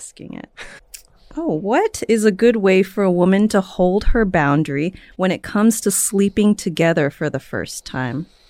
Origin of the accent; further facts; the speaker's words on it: San Francisco, California, United States; now in Los Angeles, United States; I'm from the Bay Area